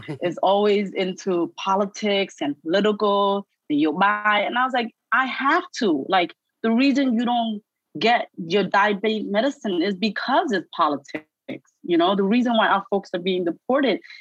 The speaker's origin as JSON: {"language": "English", "town": "New York City", "region": "New York", "country": "United States", "tie": "born or raised there", "also_born_or_lived": "Cambodia / refugee camps", "accent": "New York", "said": "grown and bred and raised in the Bronx"}